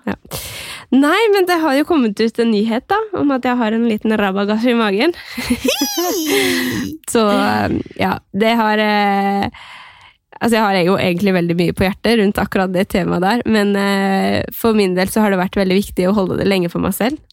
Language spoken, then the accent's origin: Norwegian; Skien, Vestfold og Telemark, Norway; moved away; hjemme i Skien